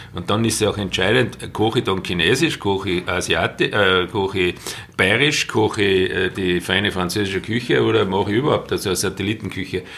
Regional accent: Salzburg Land, Austria; ich im Salzburger Land aufgewachsen bin

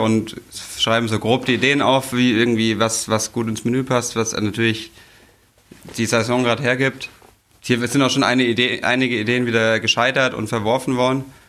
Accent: Bavaria, Germany; moved away as an adult; now in Hamburg, Germany; ich komme aus Bayern

